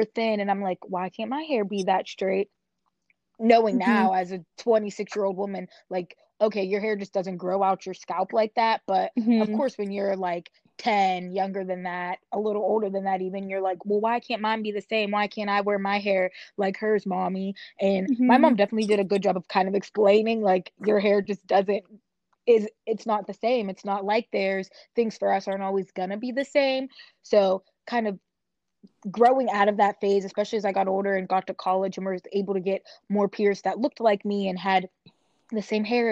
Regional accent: Pittsburgh, Pennsylvania, United States; where I grew up in Pittsburgh is predominantly white area

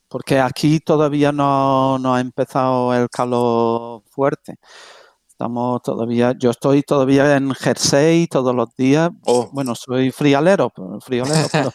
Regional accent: England, United Kingdom; now in Spain; yo siendo medio, medio inglés

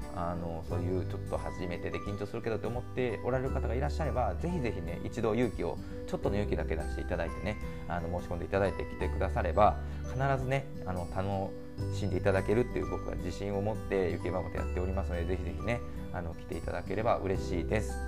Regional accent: Kansai, Japan; 僕は関西なんですけどね

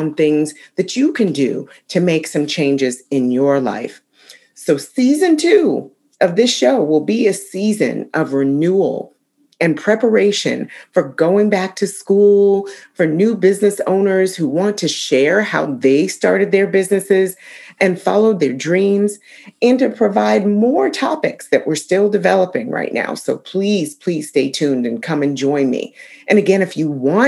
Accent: Ayer, Massachusetts, United States; moved away; also born or lived in Concord, Massachusetts; I wanted to spend some time in my hometown of Ayr, Massachusetts, and just be near my childhood home

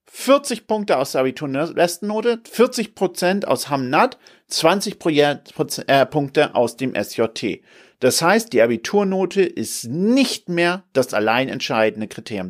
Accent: Hamburg, Germany; Hamburg, meine Heimatstadt

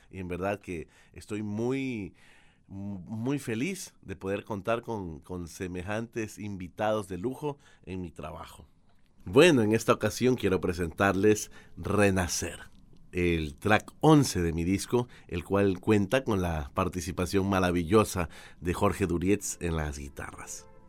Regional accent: Ecuador; also born or lived in Argentina; Yo vivo en Guayaquil, Ecuador. Soy ecuatoriano

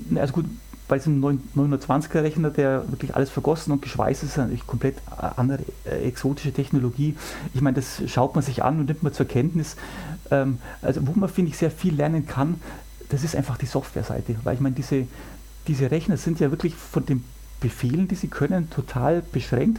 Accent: Germany; bei uns in Deutschland

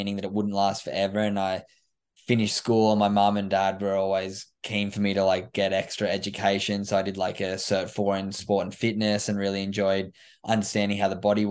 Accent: Sydney, New South Wales, Australia; moved away as an adult; now in Gold Coast, Australia; I grew up in Sydney's Northern Beaches, actually, and in New South Wales, which was an amazing place to grow up.

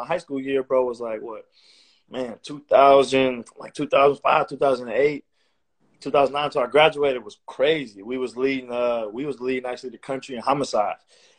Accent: New York, United States; we come from New York, you know what I mean?

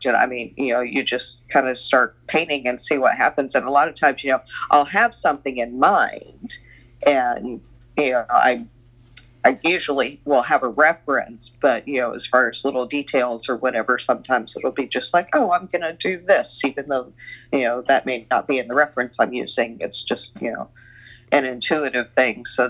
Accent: Muncie, Indiana, United States; Muncie, yes.

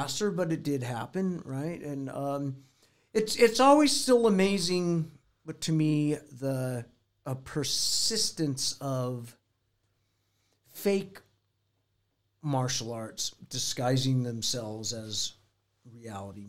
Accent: United States; also born or lived in Los Angeles; as an American

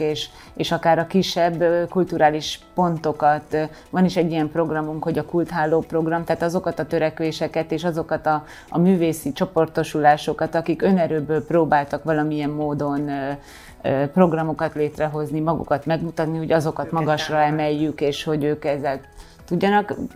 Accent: Kőszeg, Vas, Hungary; moved away; also born or lived in Veszprém; hiszen hát én ott, ott születtem, ott nőttem fel

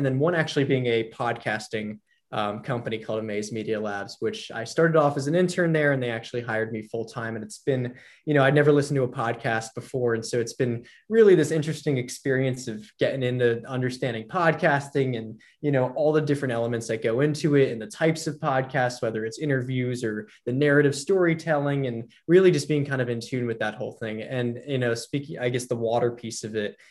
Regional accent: Los Angeles, California, United States; also born or lived in New York City, New York, United States / Hawaii, United States; I grew up in New York City until about age 10. And then at age 10, my family was uprooted and we moved to Los Angeles

